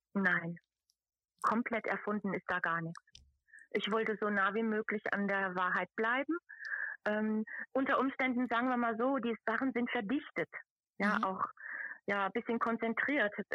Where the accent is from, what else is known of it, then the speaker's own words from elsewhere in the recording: Brandau, Hesse, Germany; accent: Odenwald dialect of the upper Modau valley; first language Odenwald dialect (upper Modau valley); also born or lived in Frankfurt / Dietzenbach; Und ich bin aufgewachsen im Odenwald beziehungsweise im Landkreis Darmstadt